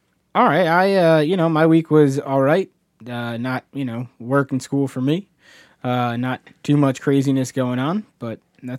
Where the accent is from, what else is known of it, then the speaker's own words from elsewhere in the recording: New Jersey, United States; mainly because we're from New Jersey, right?